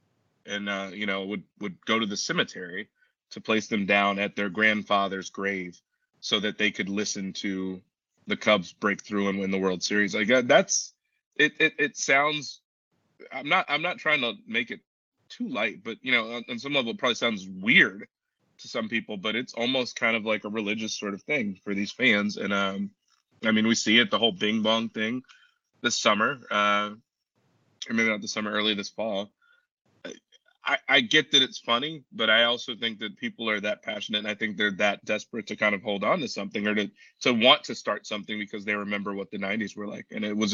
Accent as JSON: {"language": "English", "town": "Chicago", "region": "Illinois", "country": "United States", "tie": "born or raised there", "said": "I grew up in Chicago"}